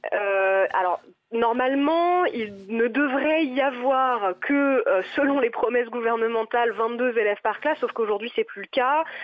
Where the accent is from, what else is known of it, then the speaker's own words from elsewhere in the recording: Nantes, Pays de la Loire, France; moved away as an adult; now in Paris, France; je suis originaire de Nantes à la base. J'ai pas choisi de venir à Paris. J'y ai été envoyée